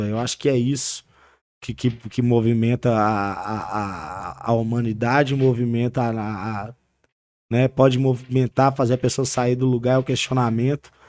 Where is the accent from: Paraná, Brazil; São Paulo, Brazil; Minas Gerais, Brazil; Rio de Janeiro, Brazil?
Minas Gerais, Brazil; Santa Luzia; Eu sou de Santa Luzia, eu sou da Zona Norte de BH.